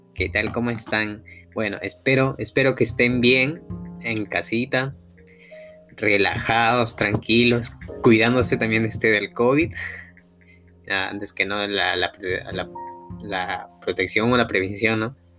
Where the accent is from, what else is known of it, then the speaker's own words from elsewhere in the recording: La Libertad, Peru; now in Lima, Peru; yo no soy de Lima, pero soy, de la libertad, de parte de mi provincia